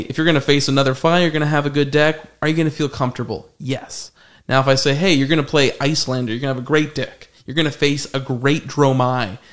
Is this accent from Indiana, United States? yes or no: no; Arizona, United States; we're all from Arizona